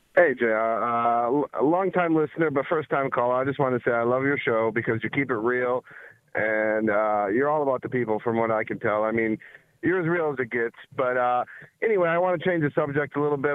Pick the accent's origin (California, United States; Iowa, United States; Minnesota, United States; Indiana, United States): Minnesota, United States; now in Wisconsin, United States; I live in Wisconsin. I'm from Minnesota originally, but I live in Wisconsin right now.